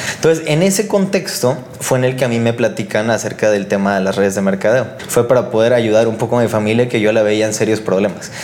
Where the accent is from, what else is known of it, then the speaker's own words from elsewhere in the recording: Tampico, Tamaulipas, Mexico; yo vengo de Tampico, Tamaulipas